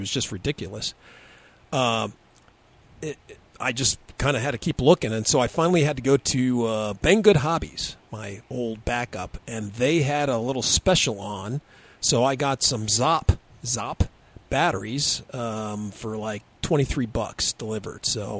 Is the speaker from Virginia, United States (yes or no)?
no; Texas, United States; from the hills of Texas.